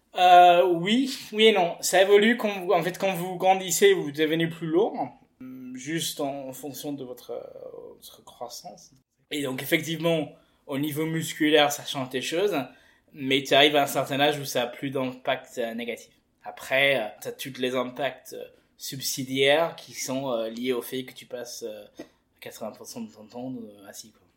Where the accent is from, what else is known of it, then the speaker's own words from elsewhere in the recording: England, United Kingdom; moved away as an adult; now in France; j'ai fait toutes mes mes études et mon enfance en Angleterre je suis arrivé en France il y a quatre ans